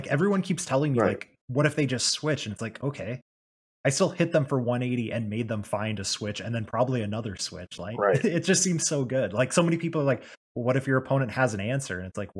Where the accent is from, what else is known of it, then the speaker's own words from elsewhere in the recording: Australia; Bro, I'm Aussie